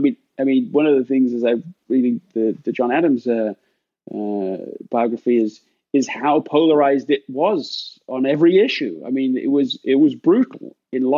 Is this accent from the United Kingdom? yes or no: yes; England, United Kingdom; now in United States; being an Englishman on July 4th in America